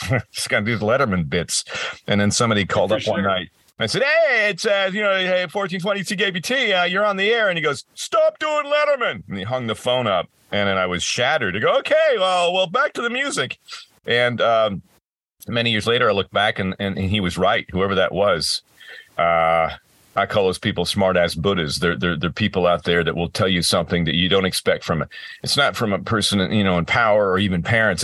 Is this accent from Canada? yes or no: yes; across the border from Buffalo, Rochester, Ontario, Canada; I grew up across in Canada and across the border from Buffalo, Rochester